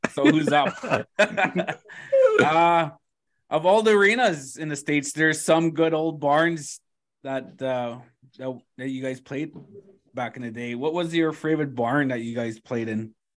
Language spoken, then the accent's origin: English; Thunder Bay, Ontario, Canada; I grew up in Thunder Bay